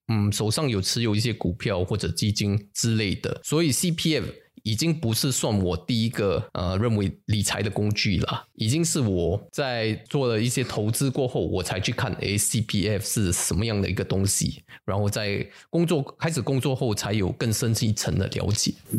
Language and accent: Chinese; Singapore; 我们新加坡人